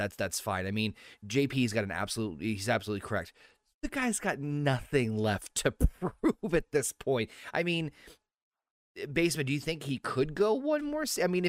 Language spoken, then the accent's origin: English; New England, United States; obviously I'm from New England.